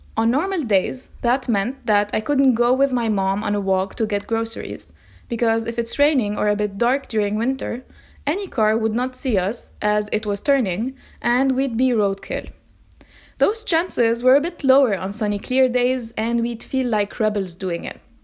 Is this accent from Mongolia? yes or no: no; Metn, Mount Lebanon, Lebanon; My hometown, the one I've lived in for more than twenty years